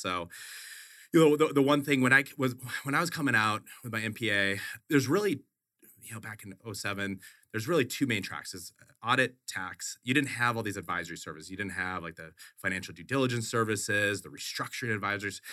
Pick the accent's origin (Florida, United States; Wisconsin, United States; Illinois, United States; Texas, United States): Wisconsin, United States; moved away as an adult; also born or lived in Boulder, Colorado; now in Phoenix, United States; I grew up in Wisconsin. Grew up in Wisconsin, went to school a, at the University of Colorado in Boulder.